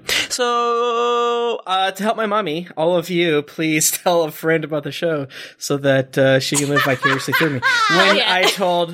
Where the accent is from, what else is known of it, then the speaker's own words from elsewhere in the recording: Florida, United States; I'm from Florida